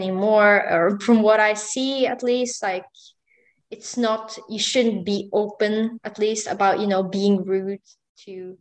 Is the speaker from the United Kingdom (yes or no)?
no; Sweden